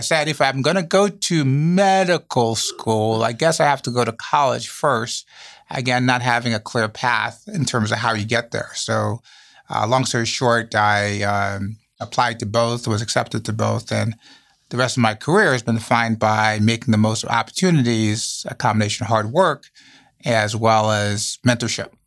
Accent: U.S. Virgin Islands; also born or lived in Saint Thomas, U.S. Virgin Islands; now in Chicago, United States; born on Saint Thomas, growing up on Saint Croix, also one of the U S Virgin Islands

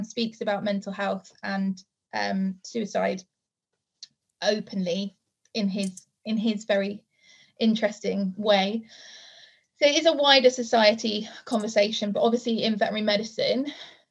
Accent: South Wales, United Kingdom; growing up in South Wales, rural community is really, really important to me

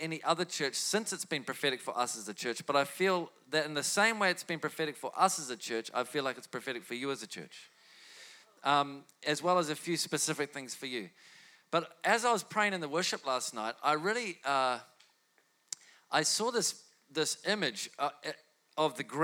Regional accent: Whangarei, Northland, New Zealand; I'm from Whangarei

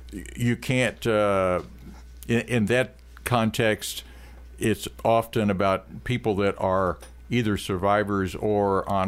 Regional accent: Jefferson City, Missouri, United States; I'm from Jeff City.

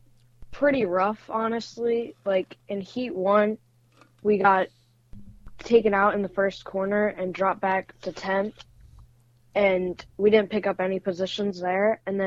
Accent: Metairie, Louisiana, United States; I'm from Metairie, Louisiana. and I'm 13 years old.

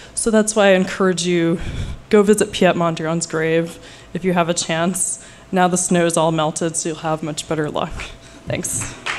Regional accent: Oklahoma, United States; now in New York City, United States; I'm not originally from New York, I'm from Oklahoma

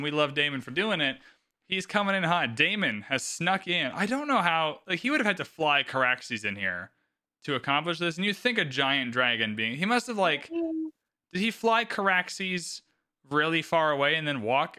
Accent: Canada; We're both Canadian

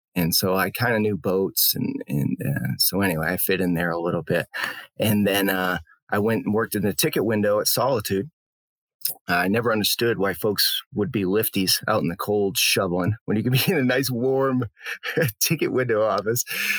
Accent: Maine, United States; moved away as an adult; also born or lived in Salt Lake City, Utah; now in Durango, United States; reading powder magazines growing up in Maine.

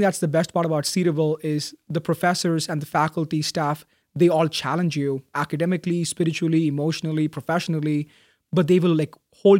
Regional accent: Bahrain; So I was born and raised a Christian in Bahrain.

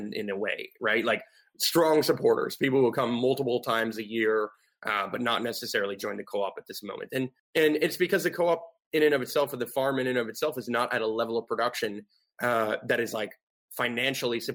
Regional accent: United States; I grew up in suburbia. I grew up in like white picket fence, like neighborhood, like, you know what I mean? Like I grew up in like the most normal, typical American dream style type of neighborhood.

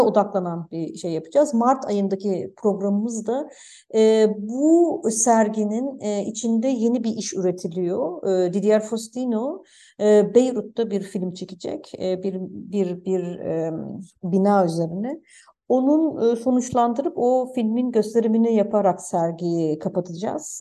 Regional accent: Germany; benim de babam Almanya'ya işçi olarak gitti. Ben de Almanya'da doğdum.

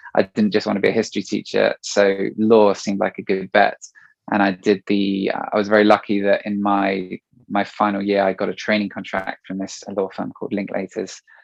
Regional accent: Marlow, South East England, United Kingdom; also born or lived in France; now in England; I grew up in Marlow

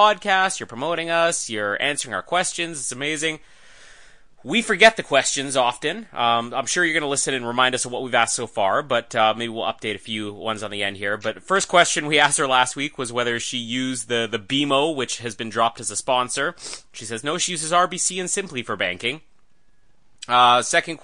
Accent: Winnipeg, Manitoba, Canada; Winnipeg, which is my hometown

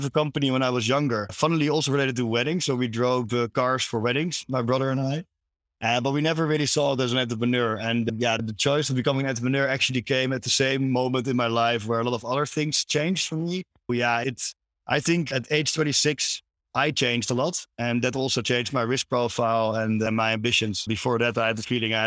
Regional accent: Amsterdam, North Holland, Netherlands; I'm from Amsterdam.

